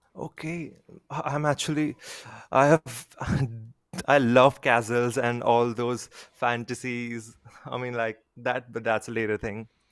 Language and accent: English; India; I'm from India.